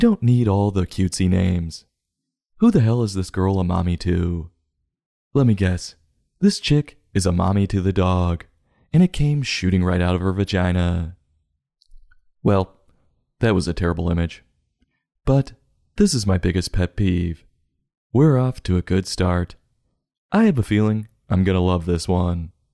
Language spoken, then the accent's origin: English; New York City, New York, United States; I'm from New York.